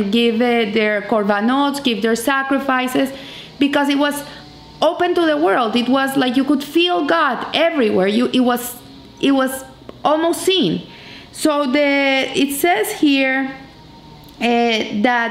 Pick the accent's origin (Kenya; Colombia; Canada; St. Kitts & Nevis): Colombia; where are you from? I say, from Colombia